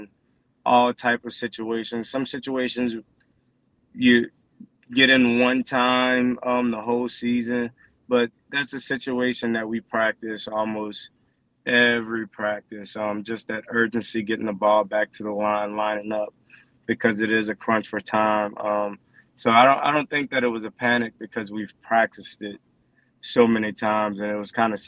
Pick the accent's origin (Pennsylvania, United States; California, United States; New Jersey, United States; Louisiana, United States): Louisiana, United States; New Orleans area; moved away; my hometown